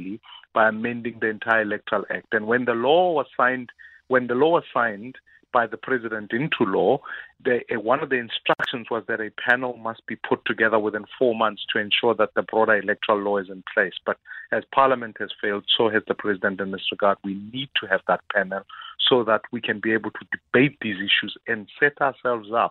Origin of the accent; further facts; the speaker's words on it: Johannesburg, Gauteng, South Africa; I'm from Dobsonville